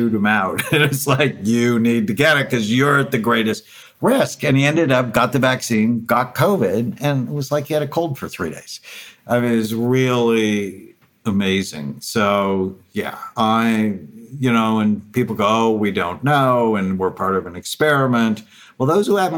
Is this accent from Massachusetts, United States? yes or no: no; Los Angeles, California, United States; born or raised there